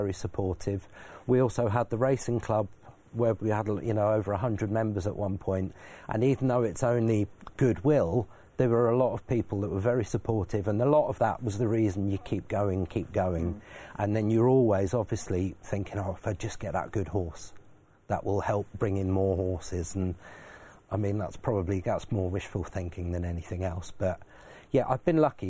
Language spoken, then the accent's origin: English; Belgium; moved away; I grew up in Belgium, started as an apprentice there